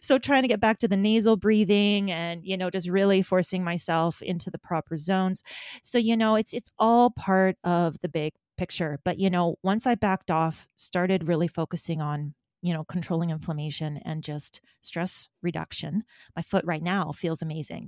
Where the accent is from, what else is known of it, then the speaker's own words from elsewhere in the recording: Alberta, Canada; moved away as an adult; now in Manitoba, Canada; I grew up in Alberta.